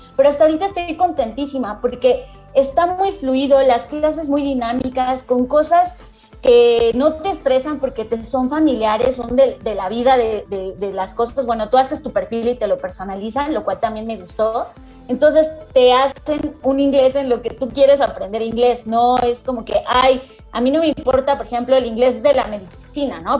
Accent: Mexico; muchos de nosotros, sobre todo latinoamericanos, mexicanos

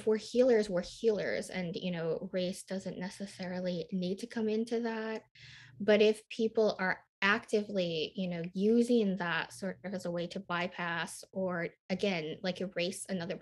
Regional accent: Midwest, United States; also born or lived in Nashville, United States; I lived in Nashville, Tennessee, and I was raised in the Midwest, which is very close to the South and has a lot of Southern culture

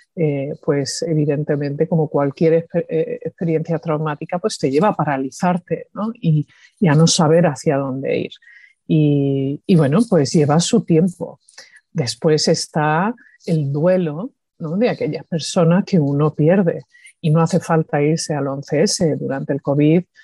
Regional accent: Andalusia, Spain; accent: Andalusian; moved away; also born or lived in New York, United States / Seville, Spain; cuando hablo español, pues tengo acento andaluz.

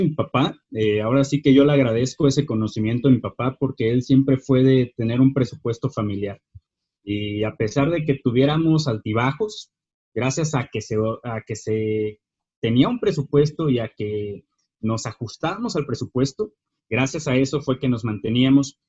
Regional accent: Lázaro Cárdenas, Michoacán, Mexico; now in Morelia, Mexico; yo soy originario de Lázaro Cárdenas, Michoacán

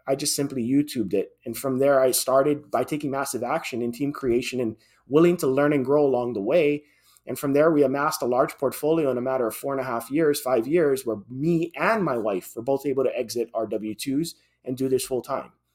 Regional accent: Hawaii, United States; born and raised in Hawaii, and that's where I, I held my, my job then

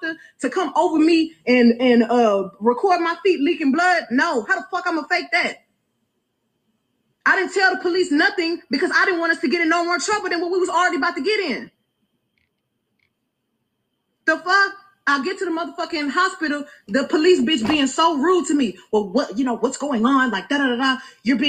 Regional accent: Houston, Texas, United States

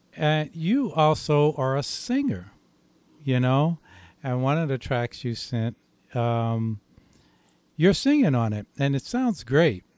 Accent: St. Louis, Missouri, United States; I'm from St. Louis

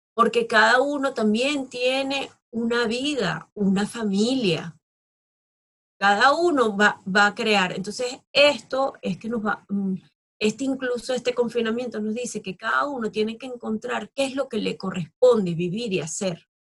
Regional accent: Venezuela; also born or lived in Australia; sigo teniendo unas raíces fuertes en mi país, en Venezuela, porque me, me vio nacer y me ha dado todo

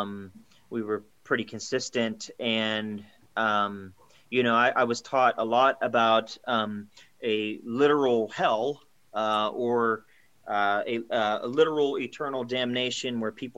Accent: Pennsylvania, United States; I am from Pennsylvania, the state of Pennsylvania in the United States of America

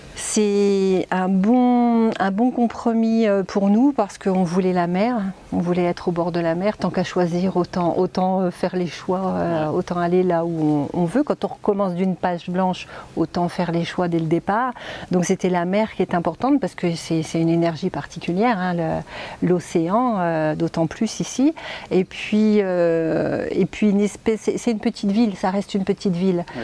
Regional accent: Reims, Grand Est, France; moved away as an adult; also born or lived in Dijon, France; now in Essaouira, Morocco; je suis originaire de Reims.

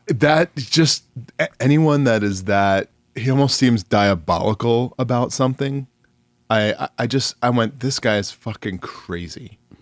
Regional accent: New York, United States; now in Phoenix, United States; I grew up in New York, but I just, having been out, I, I've now lived in Phoenix longer than I've lived in New York

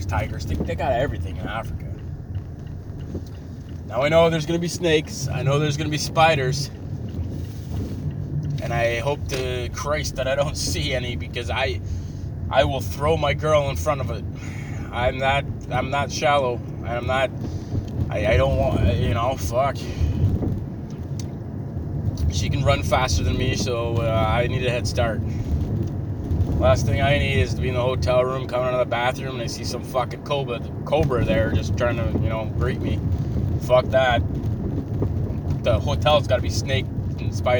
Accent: Canada; I'm a Canadian

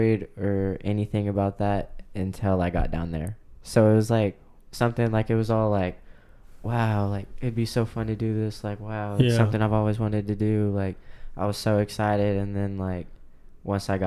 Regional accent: Oklahoma, United States; born or raised there

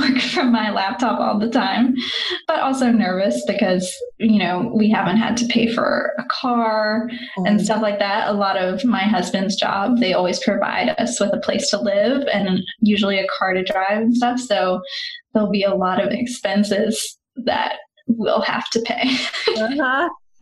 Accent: West Virginia, United States; moved away as an adult; also born or lived in Australia / Denmark / France; now in Portugal; We're from West Virginia, very small towns, very rural country

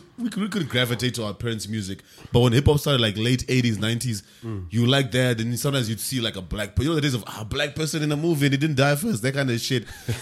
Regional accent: Tembisa, Gauteng, South Africa; I'm from Tembisa, but I like hip hop.

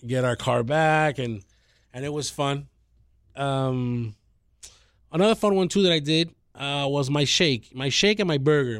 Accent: Miami, Florida, United States; also born or lived in Kendall, Miami; I'm from Westchester, born and raised there

